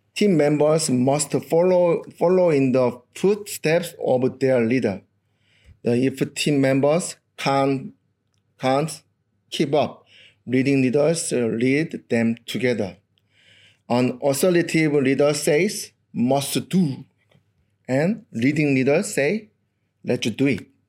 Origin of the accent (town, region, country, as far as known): South Korea; English is a second language; moved away as an adult; now in Australia